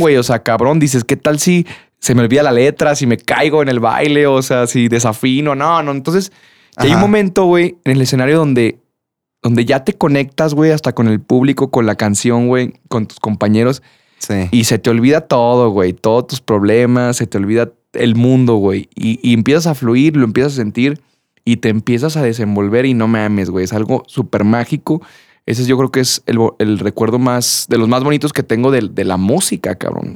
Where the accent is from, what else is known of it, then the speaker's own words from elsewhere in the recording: Durango, Mexico; moved away as an adult; also born or lived in Guadalajara; Me fui de, de, de Durango